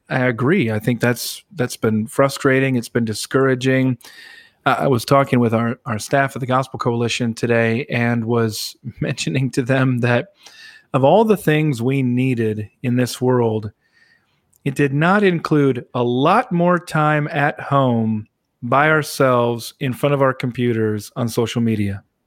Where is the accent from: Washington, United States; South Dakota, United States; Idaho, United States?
South Dakota, United States; moved away; near where I grew up in South Dakota